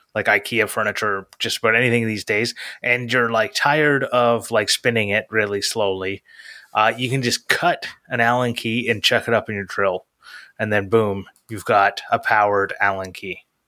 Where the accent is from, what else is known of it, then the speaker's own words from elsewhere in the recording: Canada; I'm Canadian